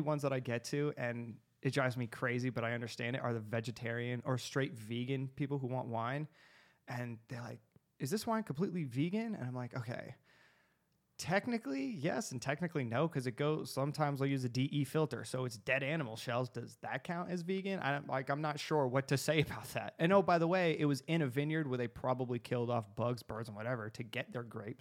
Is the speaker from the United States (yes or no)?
yes; Arizona, United States; I'm from Arizona.